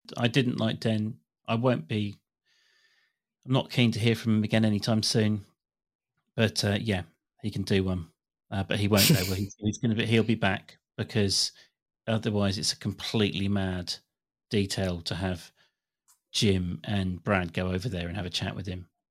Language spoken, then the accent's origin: English; England, United Kingdom; as an English person